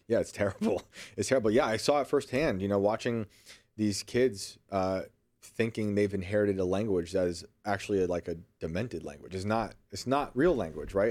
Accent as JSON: {"language": "English", "country": "United States", "accent": "Yankee", "said": "my Yankee accent"}